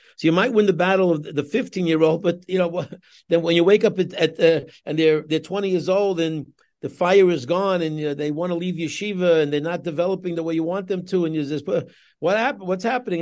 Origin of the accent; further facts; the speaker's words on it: New York City, New York, United States; moved away as an adult; now in Los Angeles, United States; I grew up in Queens myself. I'm a Queens boy, Kew Gardens boy myself